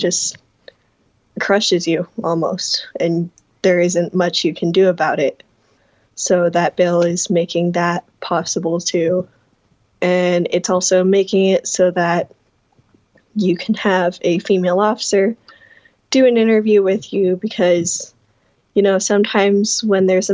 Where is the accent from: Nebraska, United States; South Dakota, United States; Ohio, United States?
Nebraska, United States; Omaha; moved away as an adult; now in Wayne, United States; I am originally from Omaha, but I currently go to school in Wayne